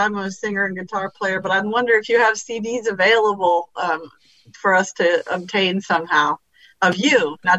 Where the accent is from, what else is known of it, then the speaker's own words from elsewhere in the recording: Virginia, United States; I'm actually an interloper. I'm from Virginia